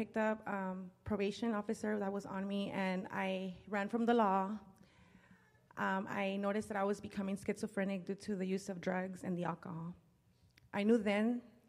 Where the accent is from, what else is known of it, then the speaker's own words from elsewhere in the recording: Los Angeles, California, United States; I grew up in South Central Los Angeles with a brother and two sisters and my mother.